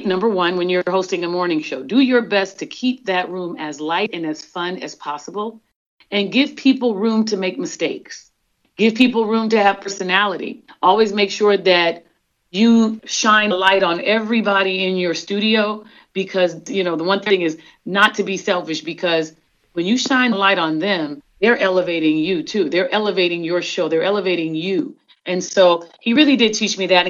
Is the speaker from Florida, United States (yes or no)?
no; Killeen, Texas, United States; Growing up in Killeen, Fort Hood, you're about 3.5 hours away driving time from Dallas